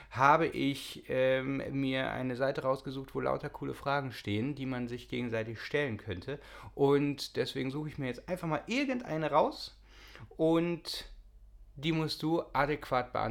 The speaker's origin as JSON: {"language": "German", "country": "Austria", "tie": "born there", "said": "Und ich bin geboren in Österreich."}